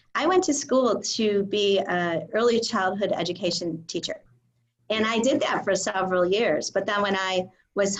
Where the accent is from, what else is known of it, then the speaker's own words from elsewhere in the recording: Illinois, United States; we're both from Illinois